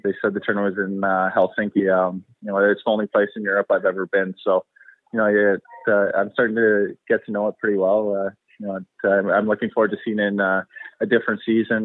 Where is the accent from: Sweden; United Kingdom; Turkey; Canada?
Canada; also born or lived in United States; I was born in the States and, you know, moved to Canada when I was about 8